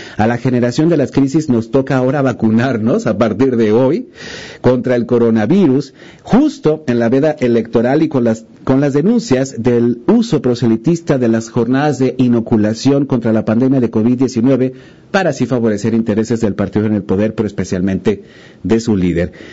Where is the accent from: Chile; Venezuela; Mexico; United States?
Mexico; no somos estadounidenses, somos mexicanos